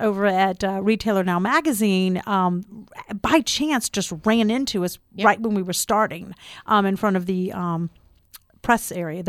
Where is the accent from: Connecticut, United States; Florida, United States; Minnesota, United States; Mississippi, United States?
Florida, United States; also born or lived in New Orleans; This Florida girl.